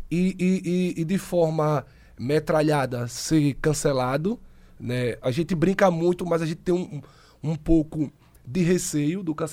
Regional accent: Santa Rosa de Lima, Santa Catarina, Brazil; sou de Santa Rosa de Lima há, há, mais de 20 anos

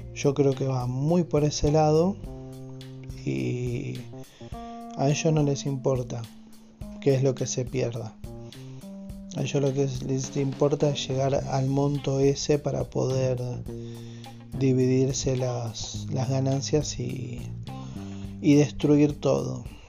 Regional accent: Argentina; en mi país, que es Argentina

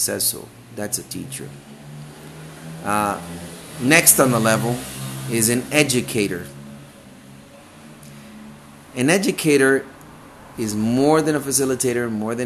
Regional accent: Guatemala; moved away; I came from Guatemala

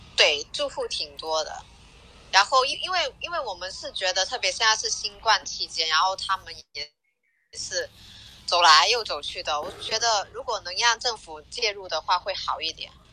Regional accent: Guangdong, China; now in Hawaii, United States; 我是广东的

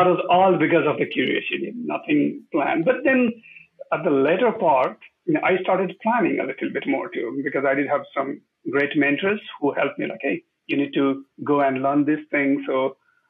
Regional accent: Nepal; moved away; I grew up in Nepal when we are going through a lot of these changes

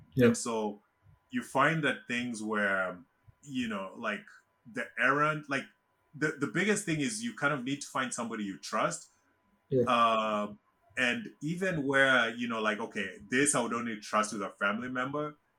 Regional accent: Kenya; moved away as an adult; now in United States; I was born and raised in Kenya. Um, I left Kenya in 2000 to to come to the US to go to college

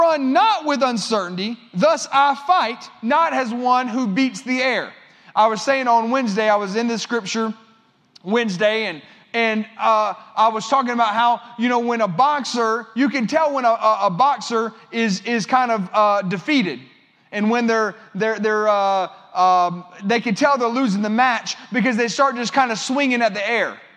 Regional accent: United States; as an American

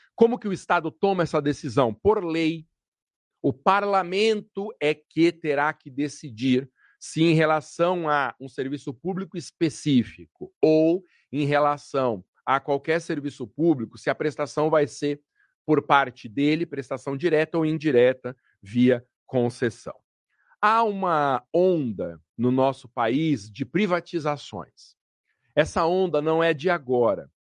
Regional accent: Guarulhos, São Paulo, Brazil; o município de Guarulhos, por exemplo, minha terra natal

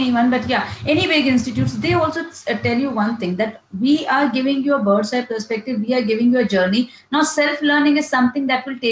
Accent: India; as being an Indian

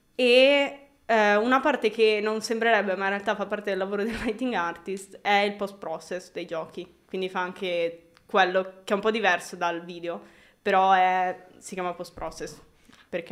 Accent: Milan, Lombardy, Italy; sono di qua, l'unica diciamo stray da, dal mio percorso è stato che sono cresciuta in un paesello un po' fuori

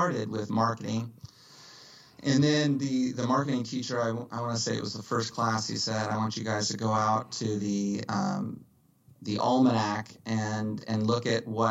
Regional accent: Dallas, Texas, United States; moved away as an adult; now in Los Angeles, United States; From Dallas originally. Born and raised in Dallas in 1975

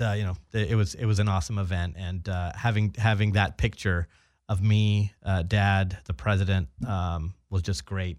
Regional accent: Orange County, Southern California, United States; I was born and raised uh, in Southern California. Mm-hmm. I'm actually uh, from Orange County

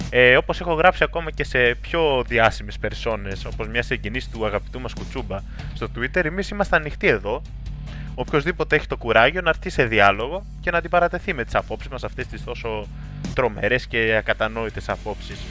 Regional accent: Greece; Οπότε προφανώς το Ισραήλ δεν είναι μια επιλογή την οποία θα μπορούσαμε συνειδητά ως Έλληνες εθνικιστές να επιλέξουμε.

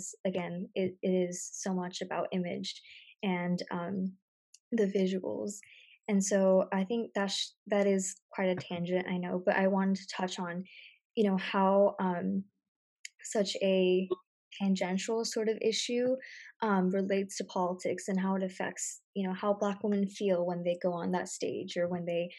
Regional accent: United States; as an American

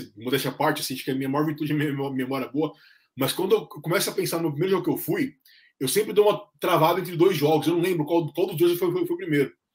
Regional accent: São Bernardo do Campo, São Paulo, Brazil; São Bernardo, a minha terra, é muito variado

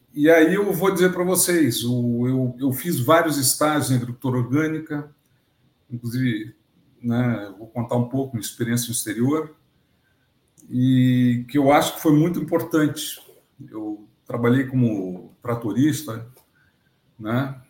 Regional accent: Rio de Janeiro, Brazil; now in Rio Grande do Sul, Brazil; sou carioca, moro no Rio Grande do Sul, mas sou nascido no Rio de Janeiro

